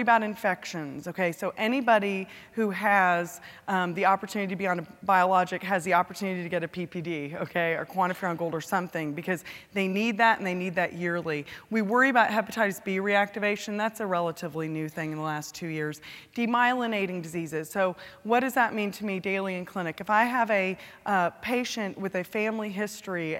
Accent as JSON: {"language": "English", "region": "California", "country": "United States", "moved": "yes", "lives_now": "Texas, United States", "said": "California, my home state"}